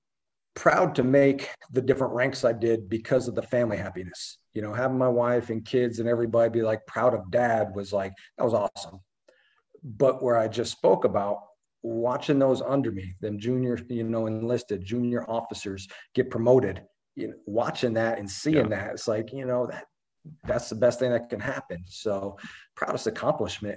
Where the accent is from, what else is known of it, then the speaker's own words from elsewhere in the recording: Albany, New York, United States; moved away as an adult; now in San Diego, United States; There was a billet that came up in my hometown and right outside of Schenectady, Albany. So I went home to Albany for a tour